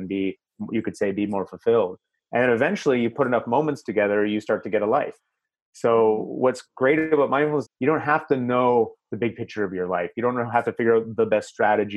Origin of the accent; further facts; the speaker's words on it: Canada; I'm Canadian